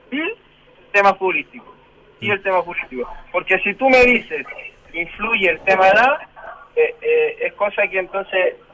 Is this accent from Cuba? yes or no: no; Chile; Es para eso que nos levantamos todos los días, todos los santos días a trabajar como cualquier chileno.